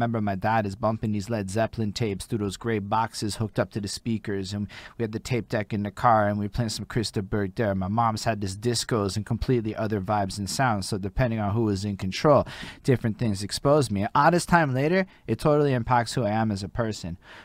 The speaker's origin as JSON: {"language": "English", "town": "Montreal", "region": "Quebec", "country": "Canada", "said": "I'm from Montreal"}